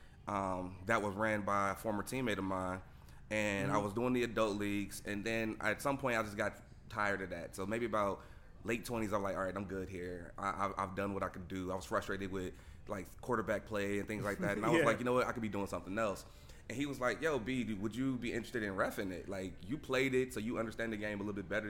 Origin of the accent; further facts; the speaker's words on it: Detroit, Michigan, United States; moved away as an adult; now in Pittsburgh, United States; I'm from Detroit originally